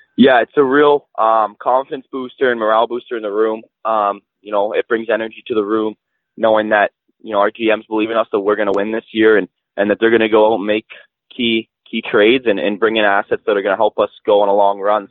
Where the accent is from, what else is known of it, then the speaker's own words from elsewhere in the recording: Whitby, Ontario, Canada; I'm from Whitby, Ontario. Um, it's a smaller town just east of Toronto